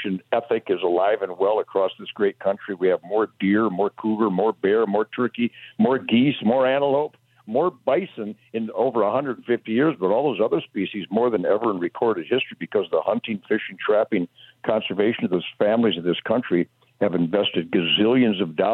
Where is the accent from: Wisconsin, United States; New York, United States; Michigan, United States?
Michigan, United States; Detroit; now in Texas, United States; I was born in Detroit in 1948.